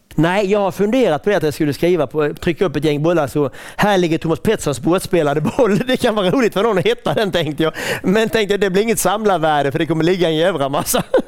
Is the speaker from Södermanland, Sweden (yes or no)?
no; Tönnersjö, Halland County, Sweden; also born or lived in Öringe; en arrendebonnapåg från Tönnesjö